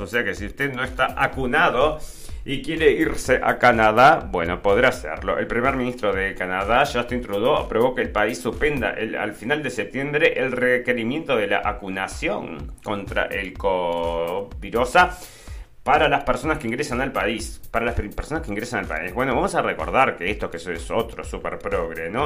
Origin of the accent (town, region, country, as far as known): Argentina